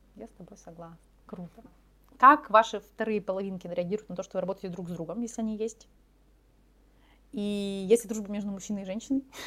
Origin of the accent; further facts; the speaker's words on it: Far East, Russia; мы все с Дальнего Востока